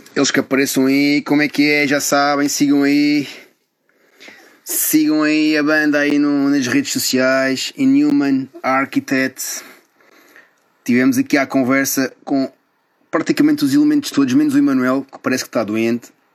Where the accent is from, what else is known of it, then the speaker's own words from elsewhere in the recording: Carcavelos, Lisbon, Portugal; eu também sou aqui de perto, sou de Carcavelos